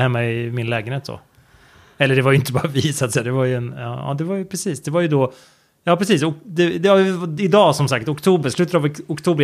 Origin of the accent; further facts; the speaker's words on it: Sweden; hemma i Sverige